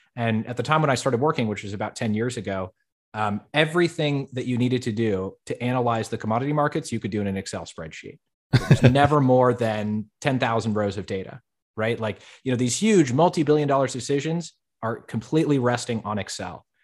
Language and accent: English; Fort Collins, Colorado, United States; I was born and raised in Colorado.